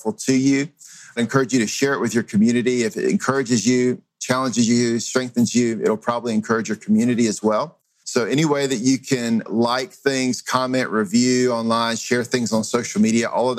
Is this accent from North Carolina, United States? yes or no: yes; Greenville, North Carolina, United States; I grew up in Greenville, North Carolina